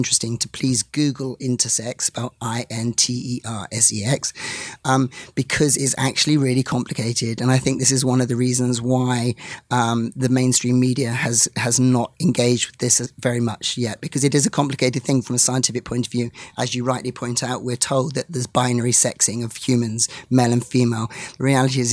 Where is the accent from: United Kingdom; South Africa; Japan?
United Kingdom; England; I'm from England, as you can probably hear, although I'm half Scottish as well